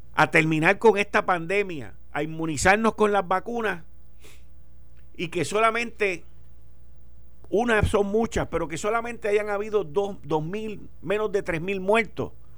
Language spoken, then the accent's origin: Spanish; Puerto Rico